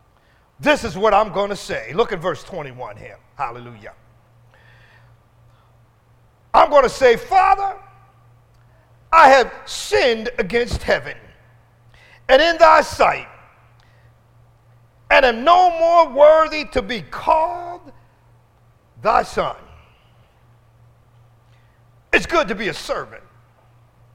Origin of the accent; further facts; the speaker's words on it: Philadelphia, Pennsylvania, United States; brought me into West Philadelphia and pulled up in front of the house